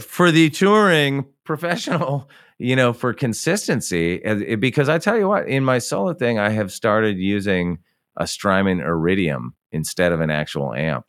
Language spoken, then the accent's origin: English; Santa Barbara, California, United States; when I was a kid growing up in Santa Barbara, California, in the seventies and even through the eighties